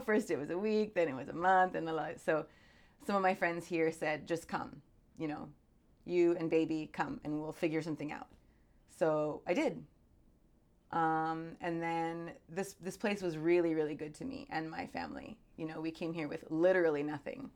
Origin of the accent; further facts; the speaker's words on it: California, Arizona, Southwest of the US, United States; moved away as an adult; now in Hawaii, United States; I grew up in the Southwest of the U S, California, Arizona.